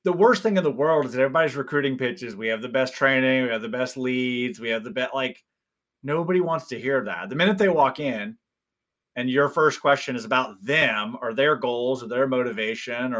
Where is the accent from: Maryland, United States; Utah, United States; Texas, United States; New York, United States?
Texas, United States; Houston; I grew up in the Houston area